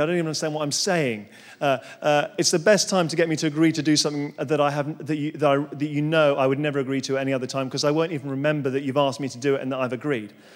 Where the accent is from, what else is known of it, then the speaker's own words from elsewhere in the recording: London, United Kingdom; moved away as an adult; now in Surrey, United Kingdom; I'm a Londoner, born and bred